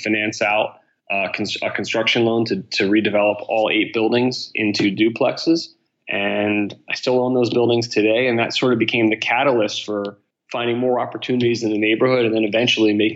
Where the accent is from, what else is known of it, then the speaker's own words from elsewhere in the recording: Philadelphia, Pennsylvania, United States; also born or lived in Boston; So I grew up here in Center City, Philadelphia, my whole life, and left when I graduated high